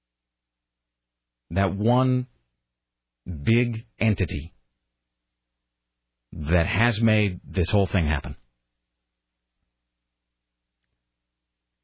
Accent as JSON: {"language": "English", "region": "Washington", "country": "United States", "tie": "born or raised there", "moved": "yes", "lives_now": "Portland, United States", "said": "growing up in Washington State, and I would come to Portland because I had a lot of family that lived here"}